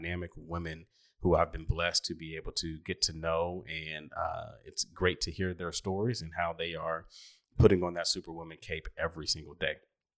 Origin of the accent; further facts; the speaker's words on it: Oklahoma City, Oklahoma, United States; I grew up in Oklahoma City, and, you know, obviously years ago, it's different than it is now.